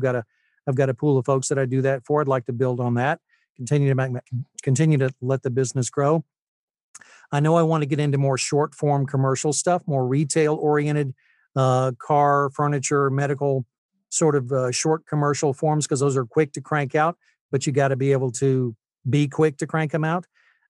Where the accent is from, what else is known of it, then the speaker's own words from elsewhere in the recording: Utah, United States; also born or lived in Tennessee; I was born in Tennessee, but I actually lived in Utah from 79 to 82 or 83. So I spent my high school years there and fell in love with the place.